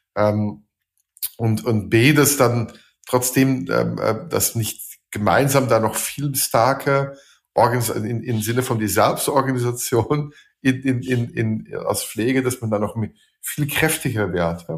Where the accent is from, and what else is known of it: Belgium; German is a second language; also born or lived in Switzerland / Austria / Slovakia; now in Germany